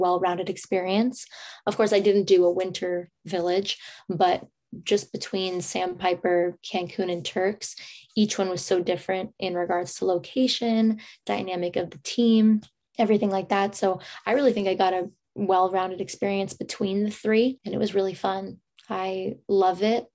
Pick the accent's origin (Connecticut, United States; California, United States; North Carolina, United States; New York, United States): California, United States; San Francisco; most of my life, I grew up in San Francisco